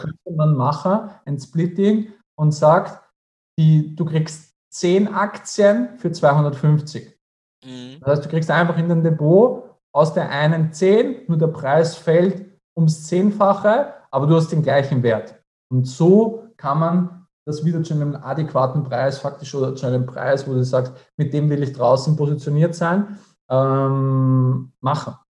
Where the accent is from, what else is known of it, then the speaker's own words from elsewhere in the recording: Austria; bei uns in Österreich